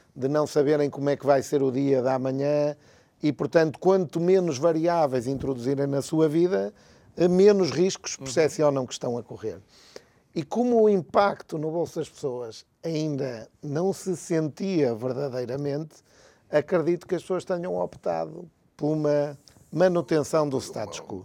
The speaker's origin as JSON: {"language": "Portuguese", "town": "Porto", "region": "Norte", "country": "Portugal", "said": "eu sou do Porto"}